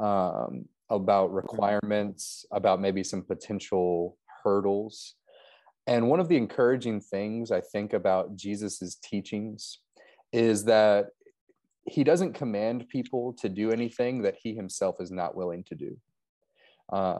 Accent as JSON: {"language": "English", "town": "Louisville", "region": "Kentucky", "country": "United States", "moved": "yes", "lives_now": "Gettysburg, United States", "said": "North Central Kentucky, around Louisville."}